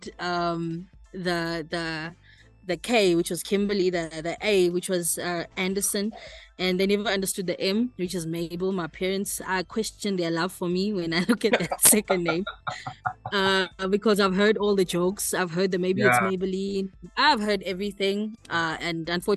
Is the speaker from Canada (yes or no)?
no; Eshowe, KwaZulu-Natal, South Africa; moved away as an adult; also born or lived in Durban; I was born in Durban, but spent my whole life in Eshowe, from primary school, high school, married, kids, everything was there until I moved out here